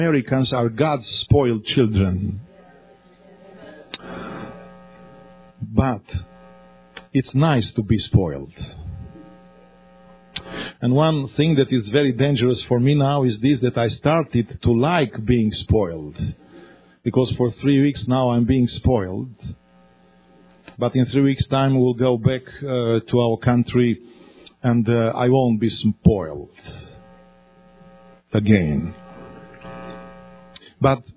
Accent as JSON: {"language": "English", "country": "Romania", "also_born_or_lived": "Australia"}